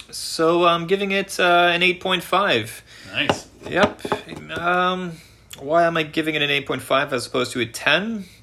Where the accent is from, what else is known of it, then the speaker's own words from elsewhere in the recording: Canada; accent: Canadian; I am I am so Canadian. Um, I, I just sound so Canadian.